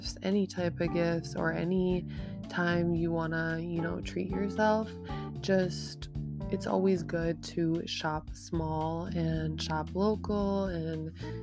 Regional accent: Minnesota, United States; I'm not from Brooklyn Center, but, you know, from Minnesota, very close by Brooklyn Center

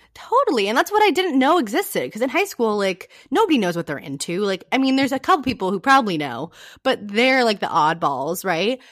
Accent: California, United States; also born or lived in San Diego; I grew up in a really small town in California

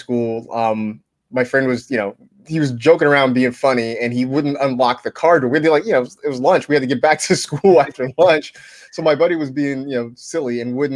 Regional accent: Vallejo, California, United States; born or raised there

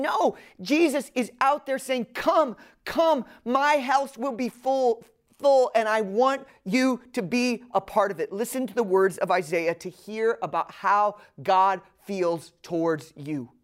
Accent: the North, United States; now in Atlanta, United States; I'm from the North

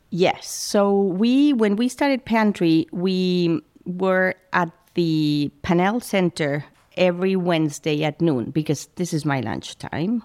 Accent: Madrid, Community of Madrid, Spain; moved away as an adult; now in Princeton, United States; I grew up in, in Madrid

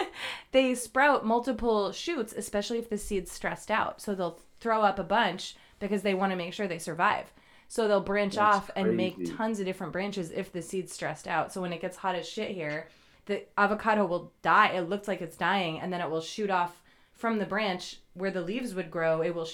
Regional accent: East Coast, United States; now in California, United States; I'm not from here. I'm from the East Coast where it's humid and easy to grow things.

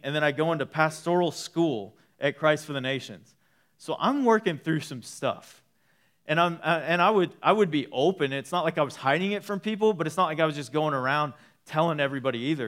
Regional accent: Waco, Texas, United States; I grew up in Waco for years of my life.

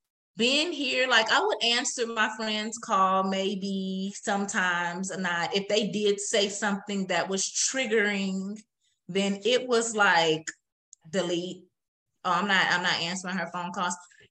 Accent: Wisconsin, United States; From Wisconsin.

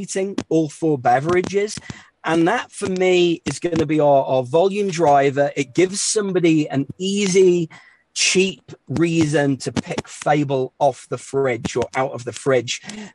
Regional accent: England, United Kingdom; accent: English; also born or lived in New York City, United States; now in Denver, United States; I class myself as an American these days with an English accent.

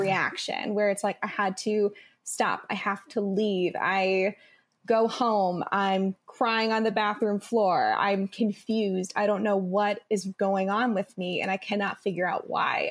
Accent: Midwest, United States; I grew up in the Midwest, and then I went to a small liberal arts school in the Midwest.

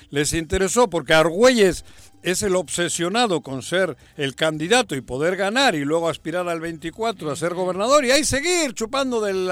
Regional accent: Jojutla, Morelos, Mexico; Ojojutla Porque, es mi tierra, También mi, tierra chica.

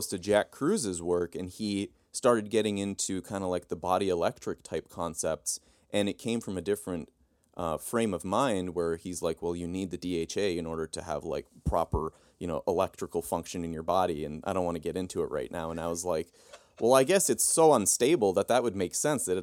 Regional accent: Turkey; now in United States; and I grew up in Turkey. And when I came back to the United States, uh, I swelled up like a balloon.

